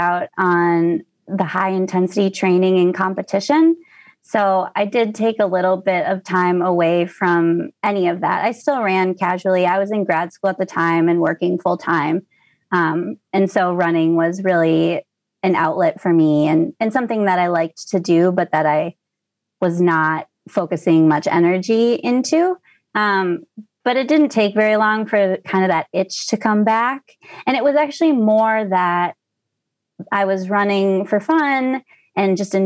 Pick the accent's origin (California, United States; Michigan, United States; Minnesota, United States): Minnesota, United States; Stillwater; moved away as an adult; now in Seattle, United States; I was born and raised in Minnesota. I grew up in a town called Stillwater, which is just outside of the Twin Cities